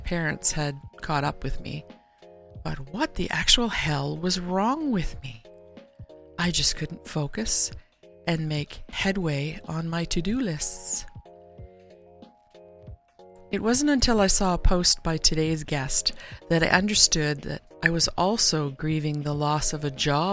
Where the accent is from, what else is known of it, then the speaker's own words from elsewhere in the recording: Canada; Being Canadian